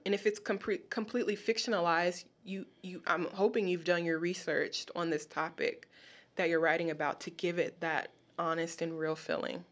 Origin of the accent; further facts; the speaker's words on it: Los Angeles, California, United States; moved away as an adult; now in Baltimore, United States; I'm from Los Angeles.